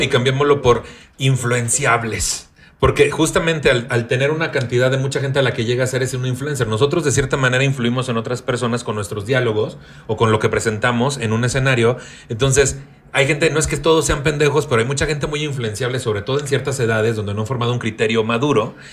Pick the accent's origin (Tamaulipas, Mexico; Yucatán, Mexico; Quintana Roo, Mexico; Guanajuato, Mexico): Tamaulipas, Mexico; Tampico; moved away; naciendo y creciendo en Tampico